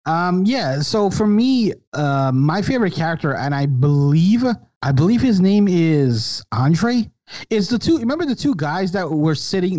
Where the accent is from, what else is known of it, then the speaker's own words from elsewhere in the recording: New York City, New York, United States; also born or lived in Brooklyn, New York; I was born in Brooklyn, raised in Queens